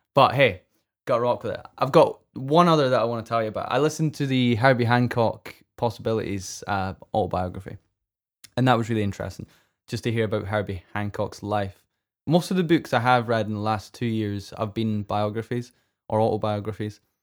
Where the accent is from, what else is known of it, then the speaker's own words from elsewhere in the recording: Scotland, United Kingdom; I'm, I'm Scottish and I don't pronounce my T's.